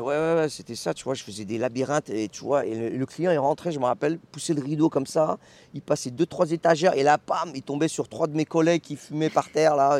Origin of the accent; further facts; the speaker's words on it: Lyon suburbs, Auvergne-Rhône-Alpes, France; moved away as an adult; now in Hong Kong; là où j'ai grandi, c'est la banlieue